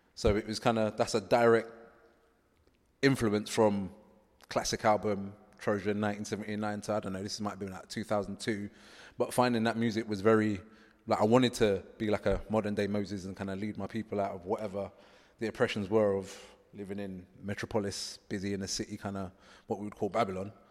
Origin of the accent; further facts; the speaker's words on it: London, United Kingdom; I'm a Rasta man, growing up in London, eh, from an Afro-Caribbean background